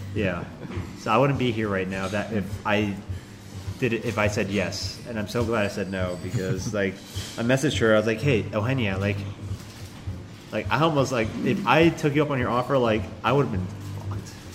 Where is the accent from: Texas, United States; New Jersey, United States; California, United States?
California, United States; Daly City; Daly City, California